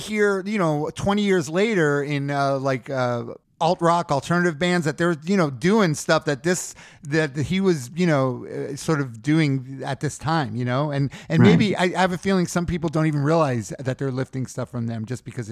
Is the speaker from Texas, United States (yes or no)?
no; New York City, New York, United States; Bayside. I grew up in Bayside.